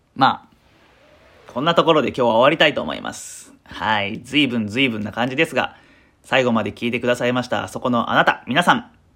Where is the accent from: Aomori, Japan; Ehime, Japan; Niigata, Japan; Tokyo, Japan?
Ehime, Japan; moved away as an adult; also born or lived in Tokushima; 私、あのー、愛媛県出身で、まあ、社会人、就職するまでは